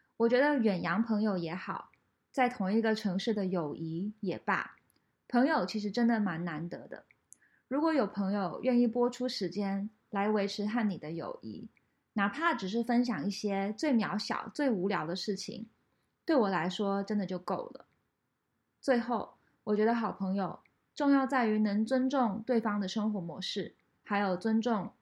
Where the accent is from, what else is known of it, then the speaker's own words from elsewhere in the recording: Taiwan; moved away; 我在台湾是一个蛮 social 的人，但是我在国外，因为就是不是我土生土长的一个环境